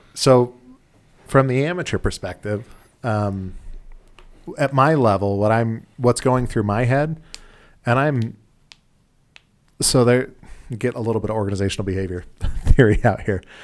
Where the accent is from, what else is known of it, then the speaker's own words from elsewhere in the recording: Utah, United States; we're from Utah